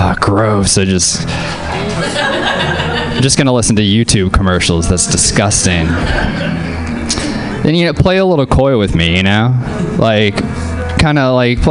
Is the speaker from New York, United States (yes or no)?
no; New Orleans, Louisiana, United States; moved away; whenever I was growing up in Louisiana